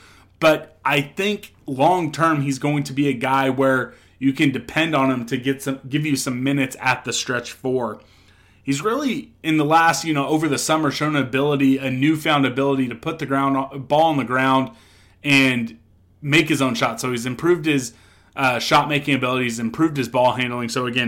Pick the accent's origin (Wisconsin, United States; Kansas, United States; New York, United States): Kansas, United States; Topeka; my hometown Washburn Ichabods.